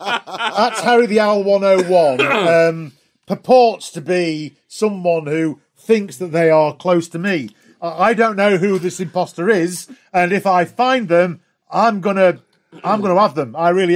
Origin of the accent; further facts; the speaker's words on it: England, United Kingdom; I'm English.